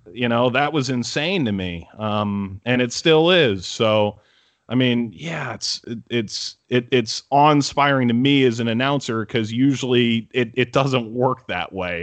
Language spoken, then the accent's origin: English; Cleveland, Ohio, United States; moved away as an adult; now in New York City, United States; I grew up in Cleveland